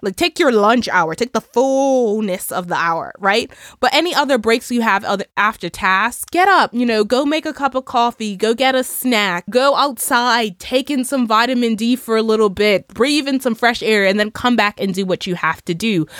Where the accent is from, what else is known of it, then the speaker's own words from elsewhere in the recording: Bermuda; my home country in Bermuda